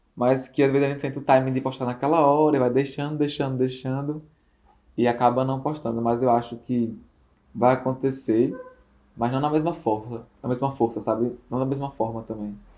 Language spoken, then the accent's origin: Portuguese; Natal, Rio Grande do Norte, Brazil; sou daqui de Natal